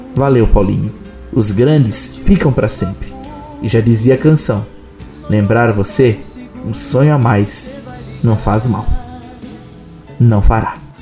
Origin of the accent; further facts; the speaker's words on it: Blumenau, Santa Catarina, Brazil; Em Blumenau, isto é iguaria, lei magna da culinária da minha terrinha.